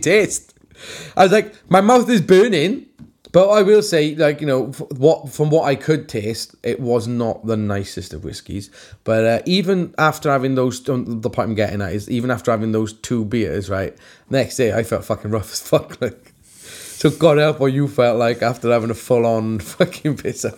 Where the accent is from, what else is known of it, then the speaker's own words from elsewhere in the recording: Welsh, Wales, United Kingdom; I'm Welsh